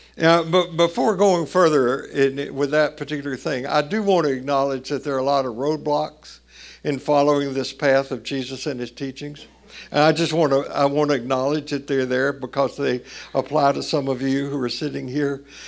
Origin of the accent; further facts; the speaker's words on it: Tennessee, United States; growing up in the Baptist church in Tennessee